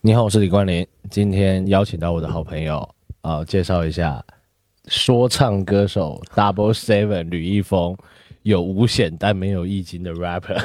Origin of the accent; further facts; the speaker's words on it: Taiwan; now in Beijing, China; 我在台湾长大